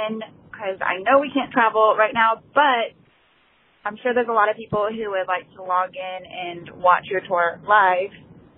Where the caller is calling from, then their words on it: South Carolina, United States; I am calling from South Carolina.